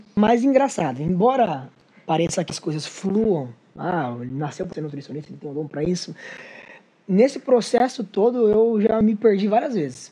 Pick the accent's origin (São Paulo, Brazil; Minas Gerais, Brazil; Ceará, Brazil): São Paulo, Brazil; São Sebastião; moved away as an adult; now in Mogi das Cruzes, Brazil; eu sou de São Sebastião, litoral. Morei 18 anos lá. Eu sou mogiano há 8 anos.